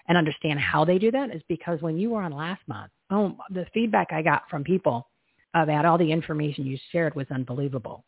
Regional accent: New Jersey, United States; now in Scottsdale, United States; I grew up in New Jersey

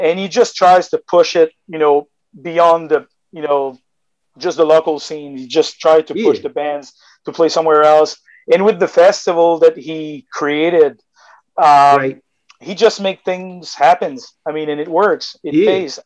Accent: Magdalen Islands, Quebec, Canada; now in Quebec City, Canada; I come from the Magdalen Island

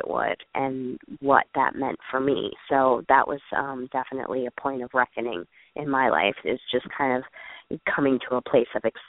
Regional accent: United States; I'm happily American, and, you know, there are some amazing things about being born into the privilege of the United States

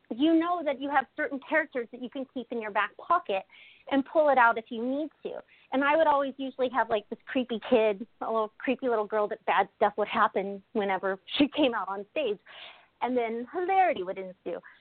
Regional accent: Kansas, United States; moved away; also born or lived in Maine; I'm from Kansas originally

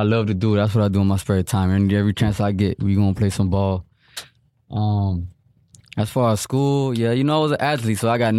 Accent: Miami, Florida, United States; also born or lived in Broward County; Born and raised in Miami.

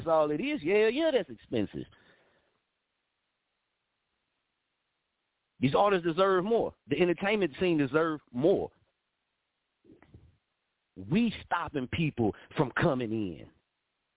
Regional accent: Muskogee, Oklahoma, United States; moved away as an adult; also born or lived in Wichita, Kansas; I was born in Muskogee region. That's where I was. That's where my mama gave birth to me at, Muskogee region. I walked back and forth to school from Franklin Elementary to 13th Street

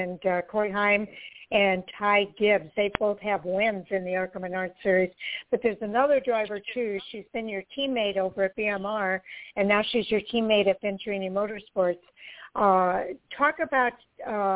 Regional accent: Midwest, United States; I'm from the Midwest here

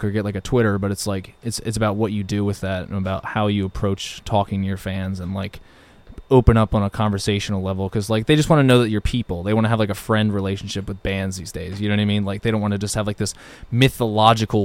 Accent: Mount Laurel, New Jersey, United States; We're from Mount Laurel, New Jersey, which is probably about 25, 30 minutes away from Philadelphia

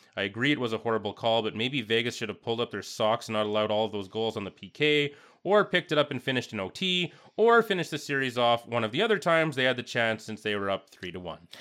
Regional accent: Canada; growing up in Canada, how it's just a fact of life with hockey

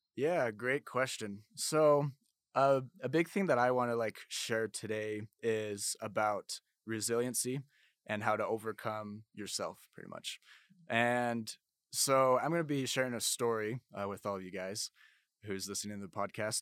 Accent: Orem, Utah, United States; also born or lived in Blanding, Utah; I'm from Orem, Utah

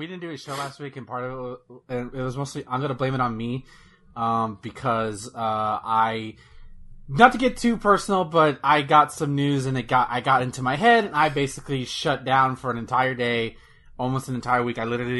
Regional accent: the South, United States; I'm from the south.

